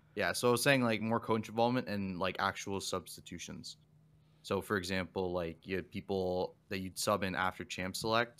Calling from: Windsor, Ontario, Canada; I'm calling from Windsor, Ontario

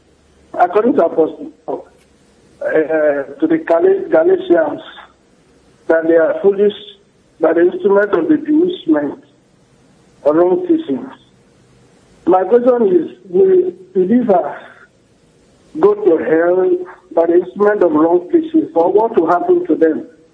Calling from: Kogi, Nigeria; calling from Kogi State.

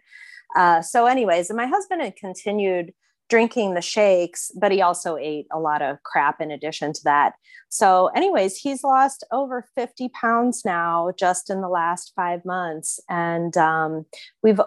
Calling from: Fort Lauderdale, Florida, United States; I'm calling from Fort Lauderdale, Florida

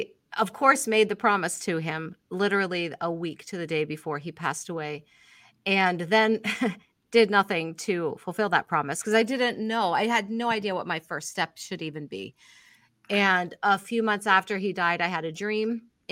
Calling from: Binghamton, New York, United States; Binghamton. Okay. So if you ask someone from Buffalo, they consider me mid-state. But if you ask in the city, I'm upstate.

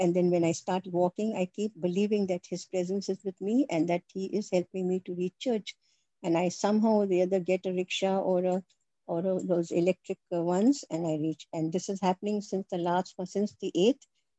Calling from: Patiala, Punjab, India; I would also like to testify that I am speaking from Patiala. I shifted from Delhi 2 years, 4 years back. And I'm part of a Punjabi Hindi parish.

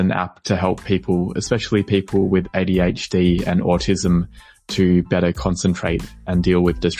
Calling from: Melbourne, Victoria, Australia; I am calling in from Melbourne, Australia.

